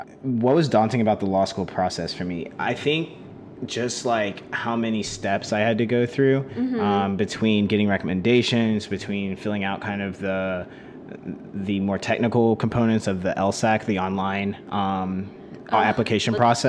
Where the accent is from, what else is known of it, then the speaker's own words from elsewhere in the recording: rural Oklahoma, United States; moved away as an adult; also born or lived in New Haven, Connecticut / Bogota, Colombia / Stanford, California; So I'm born and raised in Oklahoma.